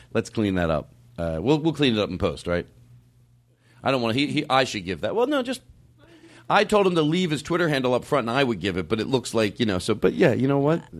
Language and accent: English; Philadelphia, Pennsylvania, United States; accent: Philadelphia; Because of my Philadelphia accent?